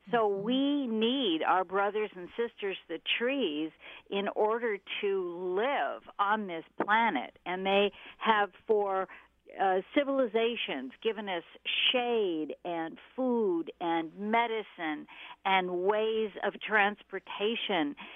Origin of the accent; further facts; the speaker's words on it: the Northwest, Pacific Northwest, United States; I was raised in the Northwest